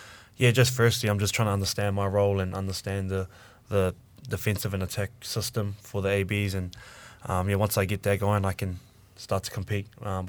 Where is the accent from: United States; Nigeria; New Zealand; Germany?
New Zealand; Auckland; also born or lived in Australia; I grew up in Auckland and I was away for 2 years, relocated to Oz